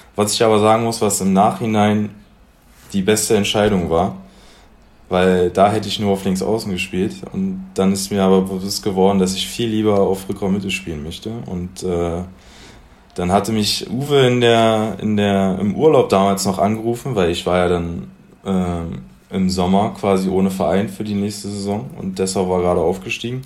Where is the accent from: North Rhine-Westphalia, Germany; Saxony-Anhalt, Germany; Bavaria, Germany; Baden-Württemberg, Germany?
Saxony-Anhalt, Germany; Magdeburg; Aus Magdeburg. Angefangen mit sieben Jahren, nee, acht Jahren beim Post SV Magdeburg